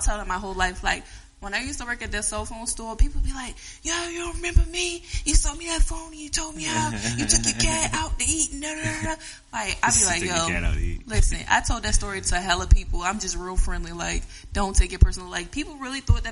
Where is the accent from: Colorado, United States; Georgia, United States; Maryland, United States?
Maryland, United States; Glen Burnie; I'm from Glen Burnie